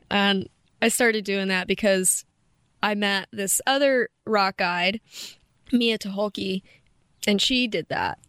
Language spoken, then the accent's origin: English; Kentucky, United States; moved away as an adult; now in Moab, United States; I'm originally from Kentucky